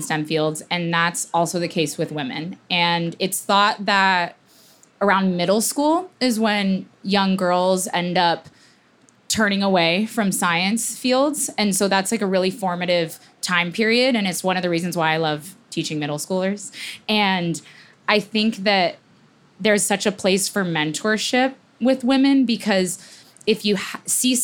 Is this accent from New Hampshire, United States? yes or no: no; Arizona, United States; moved away; also born or lived in Southern California; I didn't grow up near the ocean. I grew up in Arizona